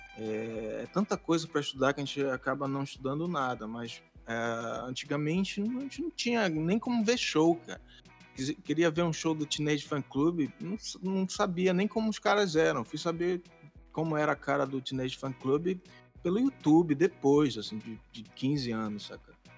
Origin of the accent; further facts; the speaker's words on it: Castanhal, Pará, Brazil; moved away as an adult; now in Belém, Brazil; eu sou de Castanhal, né? Que é uma cidade que fica alguns quilômetros de Belém